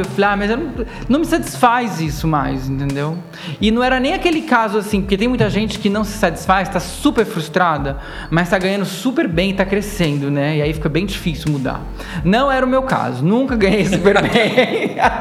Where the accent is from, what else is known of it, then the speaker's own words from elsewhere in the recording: interior of São Paulo state, Brazil; eu sou paulista, paulistano, porque eu nasci aqui, mas eu cresci no interior